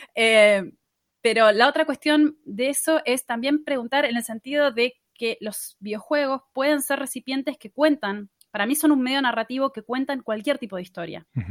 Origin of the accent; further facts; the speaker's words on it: Patagonia, Río Negro, Argentina; moved away as an adult; now in Buenos Aires, Argentina; yo soy de la Patagonia originariamente. Viví casi toda la vida en Río Negro y me mudé hace más o menos cinco años a Buenos Aires